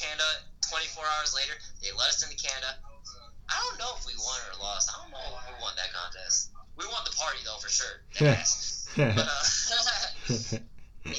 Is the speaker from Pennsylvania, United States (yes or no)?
no; Connecticut, United States; also born or lived in Seoul, South Korea; I'm from Connecticut for sure. I mean, I am from Korea